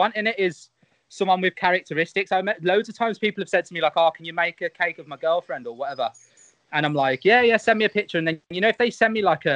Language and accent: English; Birmingham, West Midlands, United Kingdom; So I'm from Birmingham.